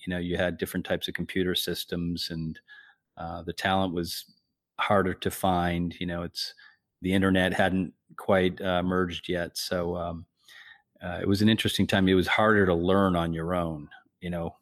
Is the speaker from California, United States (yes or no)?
no; Whitman, Massachusetts, United States; I grew up in the South Shore in a little town called Whitman.